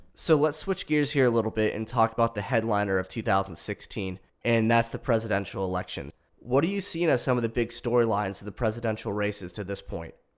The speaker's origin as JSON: {"language": "English", "country": "United States", "said": "as American citizens"}